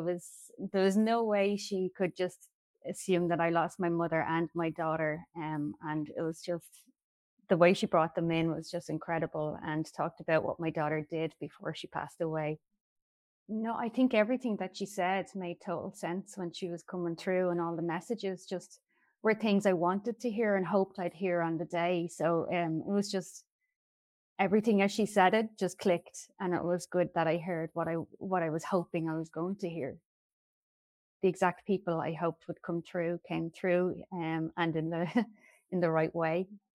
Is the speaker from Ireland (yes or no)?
yes; Ireland; I'm from Ireland.